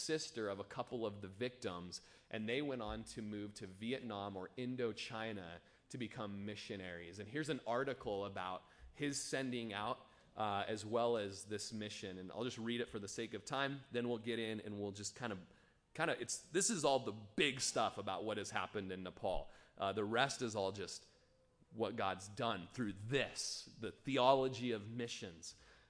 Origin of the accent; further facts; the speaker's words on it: Bly, Oregon, United States; the ranch I grew up on in Bly, Oregon.